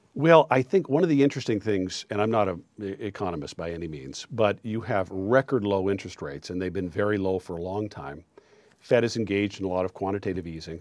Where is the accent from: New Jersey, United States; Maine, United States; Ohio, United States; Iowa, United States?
Maine, United States; moved away as an adult; also born or lived in New York City; I'm from Maine originally. My family's from Aroostook County